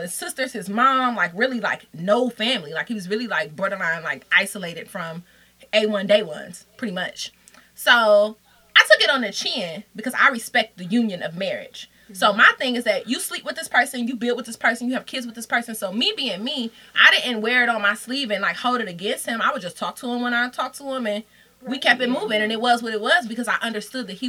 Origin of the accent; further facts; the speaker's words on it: Detroit, Michigan, United States; moved away; I'm from Detroit